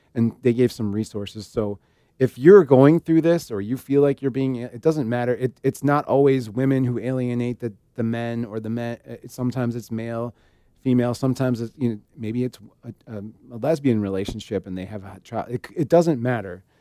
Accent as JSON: {"language": "English", "region": "Illinois", "country": "United States", "said": "we're from Illinois"}